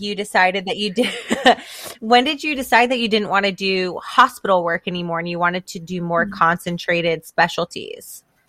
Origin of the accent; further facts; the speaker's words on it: the South, United States; grew up here in the South